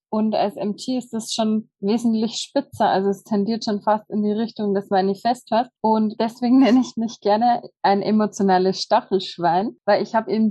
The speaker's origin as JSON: {"language": "German", "region": "Bavaria", "country": "Germany", "said": "wie gesagt, ich komme aus dem Bayerischen Wald"}